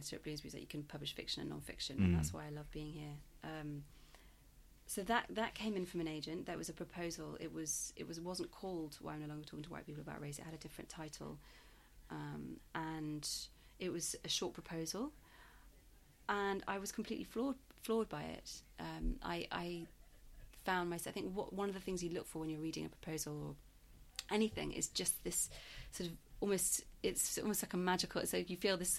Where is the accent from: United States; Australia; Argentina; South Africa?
South Africa; now in Yorkshire, United Kingdom; I was brought up in South Africa in the apartheid. So I was before I moved to Yorkshire.